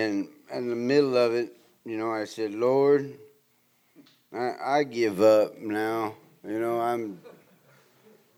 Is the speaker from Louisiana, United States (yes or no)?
no; Southern California, United States; growing up in Southern California